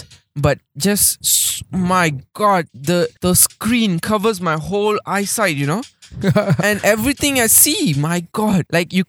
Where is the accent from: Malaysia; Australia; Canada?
Malaysia; as a Malaysian